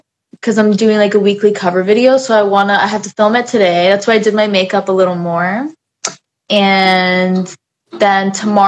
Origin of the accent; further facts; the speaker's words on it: Arkansas, United States; moved away; growing up in Arkansas